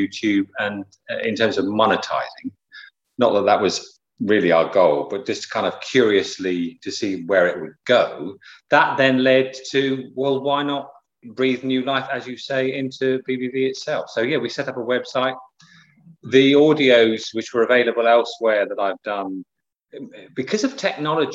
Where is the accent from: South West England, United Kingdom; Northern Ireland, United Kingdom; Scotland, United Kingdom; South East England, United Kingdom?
South East England, United Kingdom; Southampton; moved away; also born or lived in Pembrokeshire, Wales; I was growing up in Southampton on the south coast